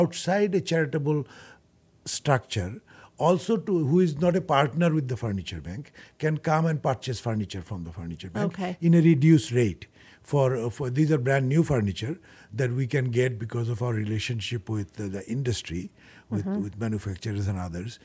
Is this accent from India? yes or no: no; Bangladesh; also born or lived in Nairobi, Kenya; now in United States; I'm originally from Bangladesh, so I was working in Nairobi in Kenya, and then from there I came to United States